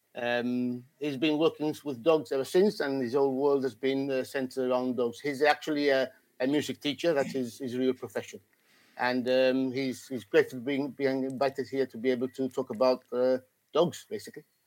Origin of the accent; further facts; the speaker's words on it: Gibraltar; I'm British actually, uh, from down down under South Spain, from Gibraltar